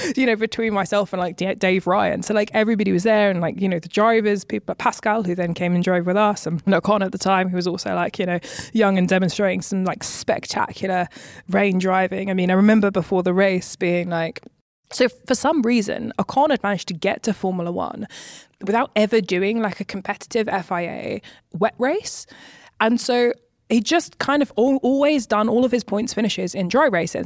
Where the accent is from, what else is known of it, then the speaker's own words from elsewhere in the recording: United Kingdom; moved away as an adult; also born or lived in Maranello; being a British woman